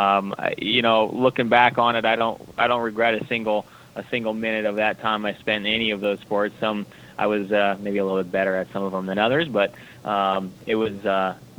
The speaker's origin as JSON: {"language": "English", "town": "Storm Lake", "region": "Iowa", "country": "United States", "tie": "born or raised there", "moved": "yes", "lives_now": "Southern California, United States", "said": "when I was young growing up in Iowa"}